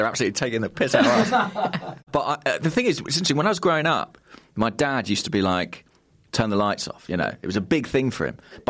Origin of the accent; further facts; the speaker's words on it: Hertfordshire, East of England, United Kingdom; Well, I grew up in Hertfordshire